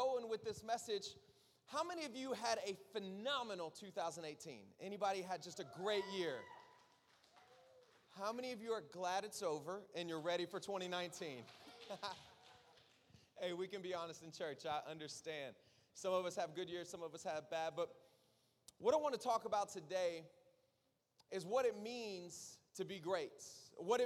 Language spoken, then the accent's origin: English; South Florida, United States; I'm from South Florida